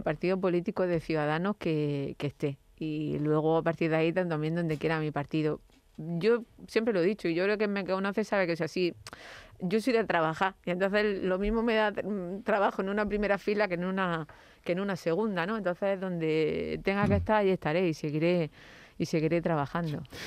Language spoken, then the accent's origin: Spanish; Andalusia, Spain; ciudadana andaluza